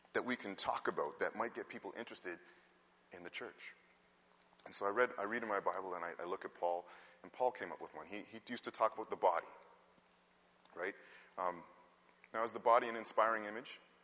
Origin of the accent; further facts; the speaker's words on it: Canada; though I was born in Canada, my parents came from the West Indies